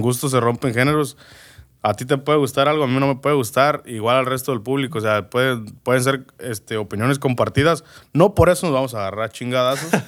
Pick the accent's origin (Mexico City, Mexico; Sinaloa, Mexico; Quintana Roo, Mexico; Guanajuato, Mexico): Guanajuato, Mexico; Moroleón; now in United States; Nací, crecí en Moroleón, Guanajuato.